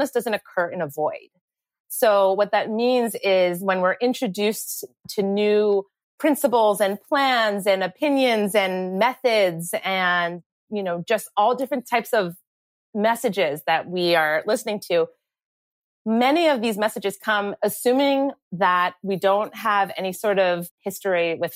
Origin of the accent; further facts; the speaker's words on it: United States; we grew up right outside New York City